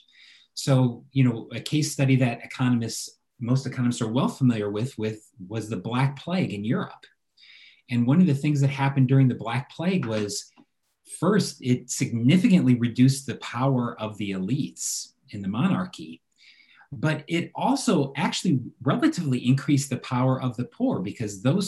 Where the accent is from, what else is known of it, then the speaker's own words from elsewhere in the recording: United States; As an American living in America